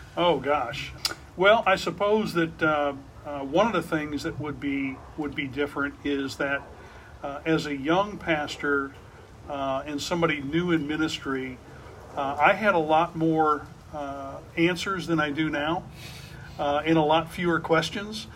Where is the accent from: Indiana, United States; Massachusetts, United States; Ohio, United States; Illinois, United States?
Illinois, United States; near Shiloh; when I was a pastor in Shiloh, Illinois, uh, which was near my hometown